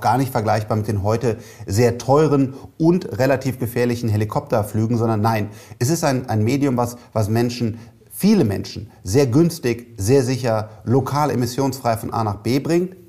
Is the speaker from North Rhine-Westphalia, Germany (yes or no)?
yes; Cologne, North Rhine-Westphalia, Germany; ich bin Kölner